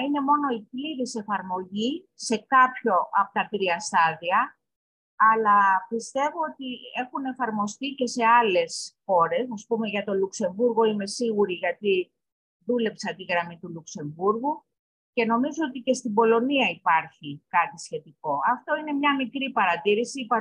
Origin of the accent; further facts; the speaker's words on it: Greece; εμείς σαν Έλληνες, σαν Ελλάδα